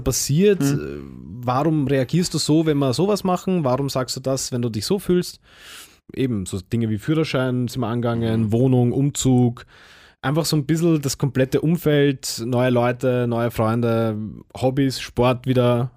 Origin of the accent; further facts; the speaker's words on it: Vienna, Austria; moved away; ich bin ja auch selber oh, Wiener, also ich komme ja auch aus Wien und, und bin aber auch weggezogen quasi, obwohl ich natürlich ist meine, meine Heimatstadt